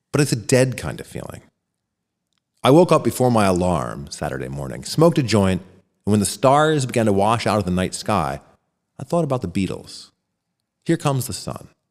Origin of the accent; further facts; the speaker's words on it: Royersford, Pennsylvania, United States; Hailing out of Royersford, Pennsylvania